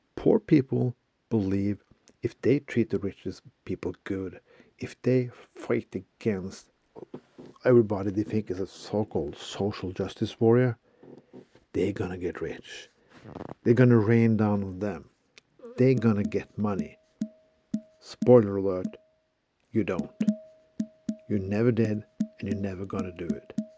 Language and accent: English; Bergen, Vestland, Norway; my hometown of Bergen